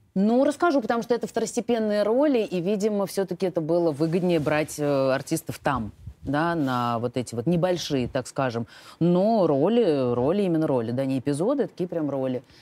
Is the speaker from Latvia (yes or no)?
no; Russia; accent: Russian; Мы две из России